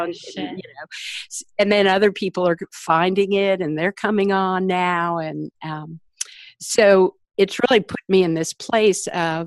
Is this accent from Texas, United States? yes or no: no; Washington, District of Columbia, United States; I grew up in Washington, D.C.